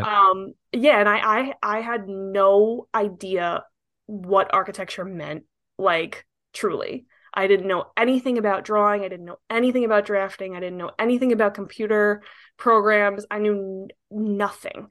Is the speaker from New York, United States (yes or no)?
yes; New York, United States; I'm an architect, born and raised in New York